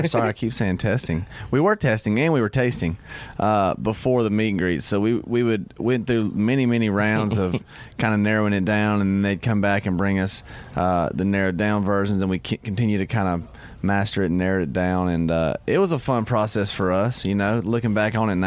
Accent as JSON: {"language": "English", "region": "Georgia", "country": "United States", "also_born_or_lived": "Nashville, Tennessee", "moved": "yes", "said": "I'm from Georgia"}